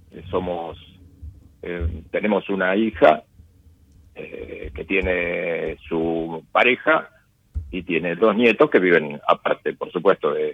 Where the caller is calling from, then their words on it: Buenos Aires, Argentina; Yo te hablo desde Capital Federal.